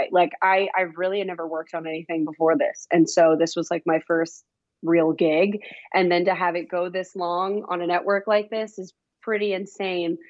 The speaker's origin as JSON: {"language": "English", "town": "Dallas", "region": "Texas", "country": "United States", "tie": "born or raised there", "also_born_or_lived": "Nashville, Tennessee", "moved": "as an adult", "lives_now": "Los Angeles, United States", "said": "my hometown of Dallas, Texas"}